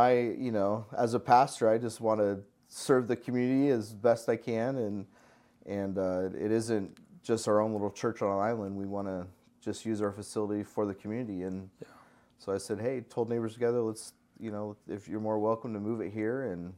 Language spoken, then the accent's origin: English; Salt Lake City, Utah, United States; also born or lived in Northern California; Yeah, I mean, originally I grew up in Utah, in Salt Lake City, Utah, and then part of my life, and the other part of my life was in Northern California